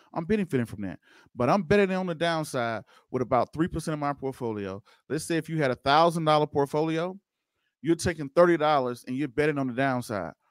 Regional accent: Waynesboro, Georgia, United States; now in Denver, United States; that's my hometown, y'all, Waynesboro, Georgia. That's originally where I'm from

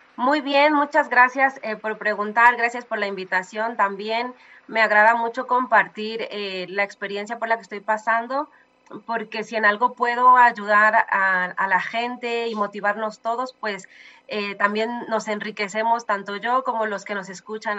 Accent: Mexico; amo, amo México, soy mexicana hasta los huesos

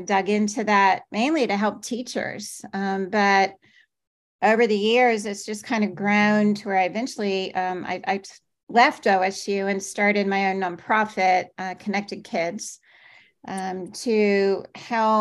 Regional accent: Washington, District of Columbia, United States; moved away as an adult; now in Oklahoma, United States; growing up in Washington, D.C.

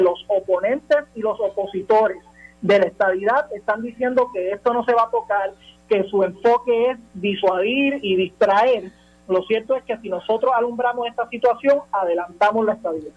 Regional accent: Puerto Rico; En Puerto Rico la mayoría evidentemente somos, somos hispanos

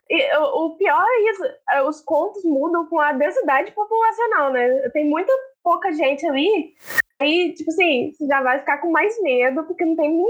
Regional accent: Southeast Brazil, Brazil; a gente foi criada aqui no Sudeste

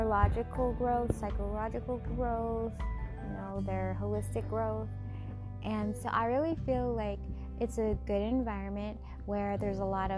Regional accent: Washington, United States; my home state of Washington

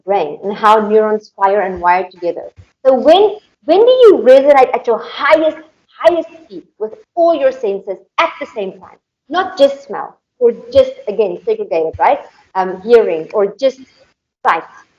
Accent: South Africa; moved away; also born or lived in Indonesia; I'm from South Africa, so coming from a third world country

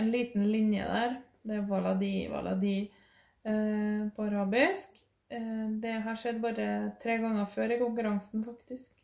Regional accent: Norway; jeg er norsk i Norge, og eh, snakker norsk

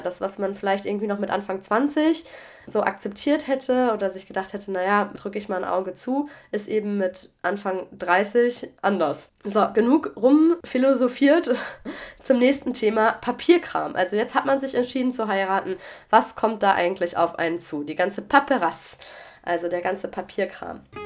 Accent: Germany; also born or lived in Mannheim; now in France; auch wenn es jetzt mein Heimatland ist

